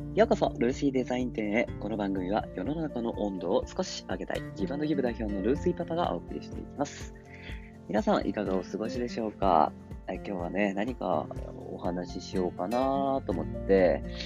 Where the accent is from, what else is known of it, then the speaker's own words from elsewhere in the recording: Tokyo, Japan; moved away as an adult; also born or lived in Saitama Prefecture; now in Saitama, Japan; 僕は埼玉県に住んでるんですけど、東京育ちの埼玉県です